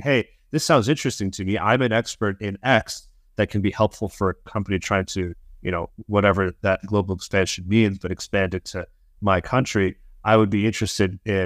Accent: United States; I'm American

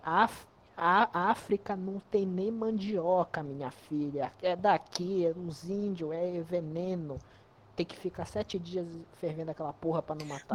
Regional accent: North Region, Brazil; Região norte.

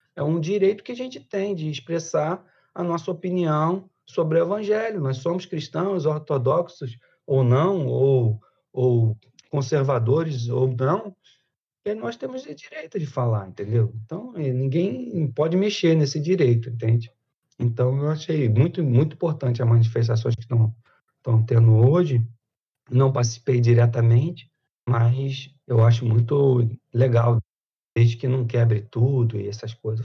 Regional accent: Brazil; also born or lived in Italy; Eu sou ítalo-brasileiro, entendeu? Eu tenho um passaporte brasileiro e um passaporte italiano

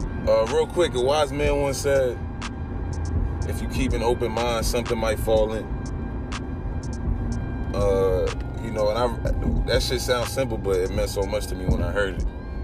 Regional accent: East Coast, United States; I'm from the East Coast.

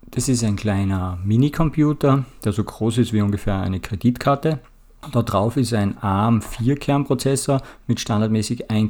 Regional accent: Austria; Ich komme ja aus Österreich und es gibt bei uns auch oft gelevelt sozusagen

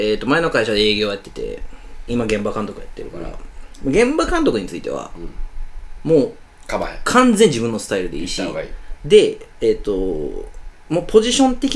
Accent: Kansai, Japan; accent: Kansai-ben

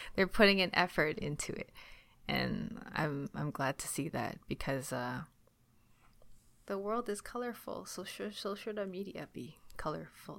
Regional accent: Ontario, Canada; accent: Canadian; also born or lived in China; I grew up in Chinatown

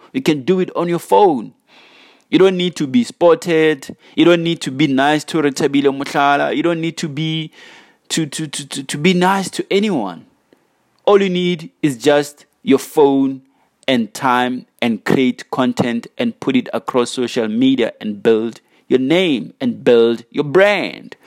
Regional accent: South Africa; as South African youth

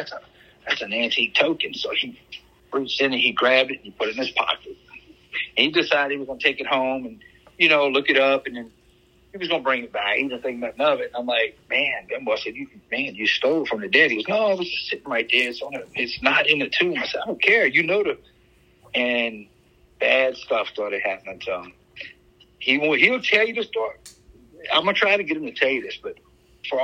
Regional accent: Louisiana, United States; Being Cajun and growing up in a swamp, I mean, voodoo was a religion

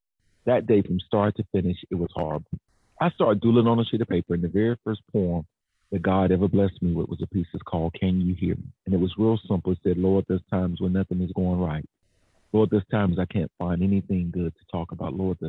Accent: Jacksonville, Florida, United States; moved away as an adult; now in Atlanta, United States; Duval, born and reared in Jacksonville, left Jacksonville to move to Atlanta to go to school, stayed here

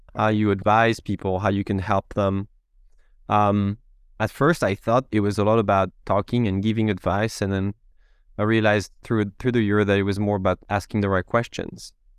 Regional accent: France; English is a second language; moved away as an adult; now in Seattle, United States; You may hear a little bit of an accent it's because I'm from France.

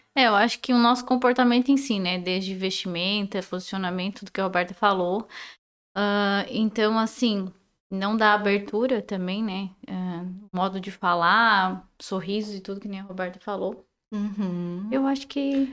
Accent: Sombrio, Santa Catarina, Brazil; also born or lived in Balneário Gaivota; Nasci, cresci em Sombrio, Balneário Gaivota

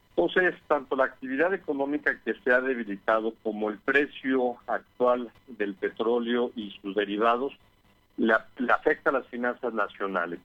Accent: Mexico

